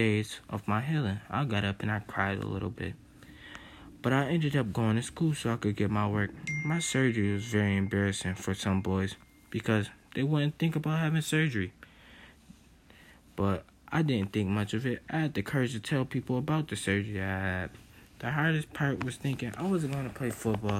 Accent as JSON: {"language": "English", "town": "Buffalo", "region": "New York", "country": "United States", "tie": "born or raised there", "said": "growing up in Buffalo, New York"}